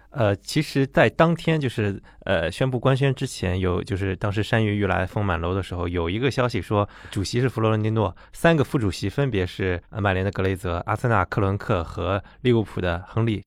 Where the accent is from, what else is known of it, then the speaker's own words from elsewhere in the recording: China; 我们中国人